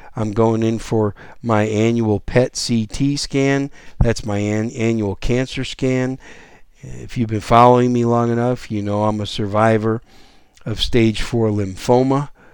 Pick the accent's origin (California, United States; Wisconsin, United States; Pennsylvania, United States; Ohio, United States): Wisconsin, United States; Green Bay; moved away as an adult; also born or lived in New York City; now in San Antonio, United States; I was born in New York City, but when I was three years old, we moved to Wisconsin, and I was raised just outside of Green Bay, Wisconsin, in the cold weather.